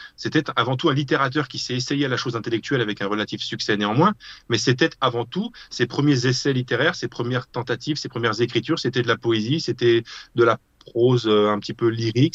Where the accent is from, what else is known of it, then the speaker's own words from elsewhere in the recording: France; je suis français